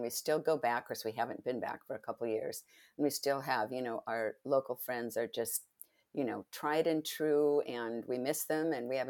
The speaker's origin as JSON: {"language": "English", "country": "Spain", "tie": "born or raised there", "also_born_or_lived": "Italy", "lives_now": "United States", "said": "because I grew up in Spain and Italy."}